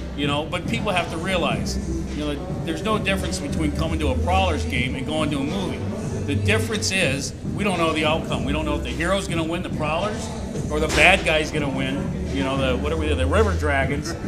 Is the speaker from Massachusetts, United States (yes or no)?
no; Muskegon, Michigan, United States; moved away; I grew up in Muskegon, so I was a Mohawks fan.